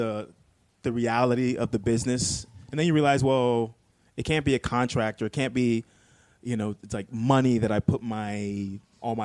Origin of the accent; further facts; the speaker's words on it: Miami, Florida, United States; I grew up in Miami